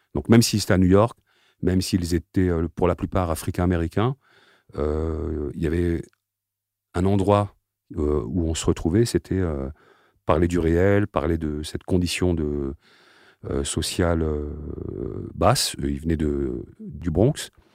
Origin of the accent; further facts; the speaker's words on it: Aubervilliers, Île-de-France, France; je suis né donc à Aubervilliers, d'une famille euh, de parents algériens